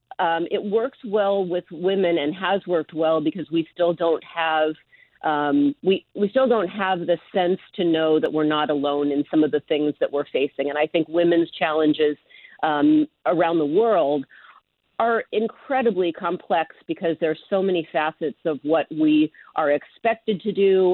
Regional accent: Seattle, Washington, United States; now in San Francisco, United States; I grew up in Seattle

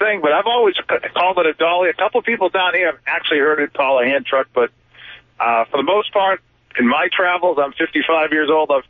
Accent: Boston, Massachusetts, United States; also born or lived in Phoenix / Florida; now in Orange Park, United States; I grew up in Boston. I played a lot of hockey up in Canada.

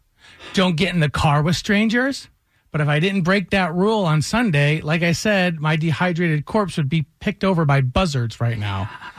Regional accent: Atlanta, Georgia, United States; we're going back to Atlanta. We're from Atlanta.

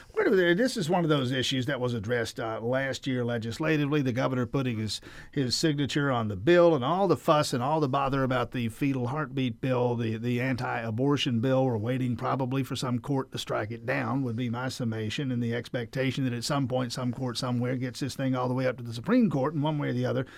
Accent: Grady County, South Georgia, United States; I'm from South Georgia, Grady County.

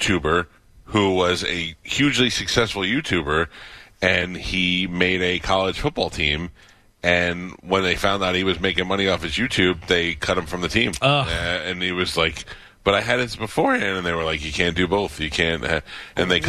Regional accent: New York City, New York, United States; I grew up in Staten Island, New York, where it was approximately 17 miles long

